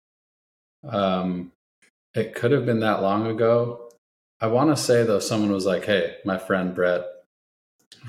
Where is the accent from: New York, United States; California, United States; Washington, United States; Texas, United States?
Washington, United States; Edmonds; moved away as an adult; also born or lived in Seattle / Alaska / Kansas; now in San Diego, United States; I grew up in Edmonds